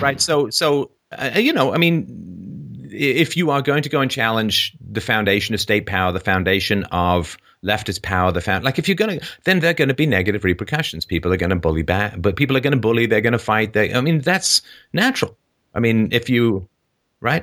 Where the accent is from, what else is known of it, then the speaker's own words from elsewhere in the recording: Ireland; when I was born in Ireland in the sixties